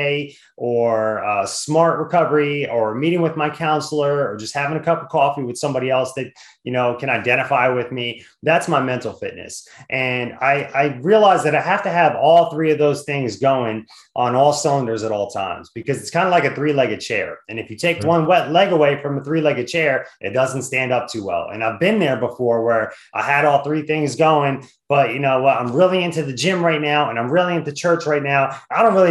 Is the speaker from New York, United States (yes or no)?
no; New Jersey, United States; now in Washington, D.C. area, United States; I grew up in Jersey